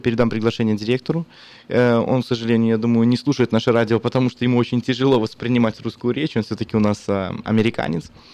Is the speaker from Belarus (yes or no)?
yes; Belarus; now in Sacramento, United States; я как белорус